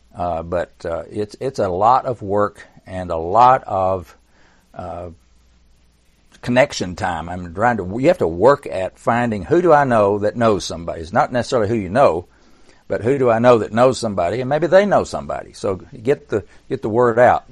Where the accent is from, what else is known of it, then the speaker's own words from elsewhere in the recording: Tennessee, United States; I was born in Tennessee